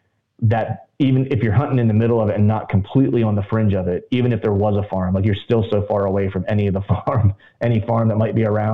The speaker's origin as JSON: {"language": "English", "region": "Pennsylvania", "country": "United States"}